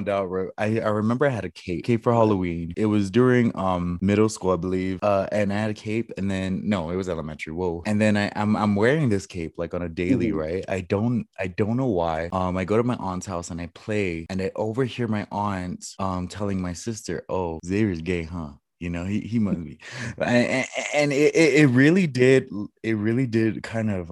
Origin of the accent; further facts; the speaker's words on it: Guam; moved away as an adult; I was raised on Guam